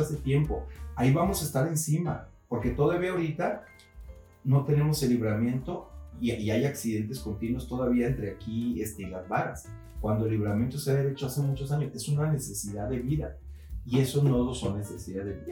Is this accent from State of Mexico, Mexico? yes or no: no; Ciudad Juárez, Chihuahua, Mexico; moved away as an adult; also born or lived in Mexico City / Guadalajara; now in Puerto Vallarta, Mexico; no nací en Ciudad Juárez, me parió en Chihuahua y crecí en Ciudad Juárez.